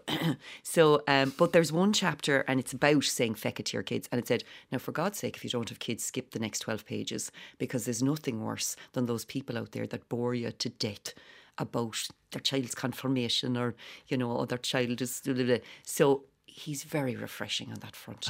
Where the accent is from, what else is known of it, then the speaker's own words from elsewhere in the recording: Whitechurch, Ireland; we're both from White Church Village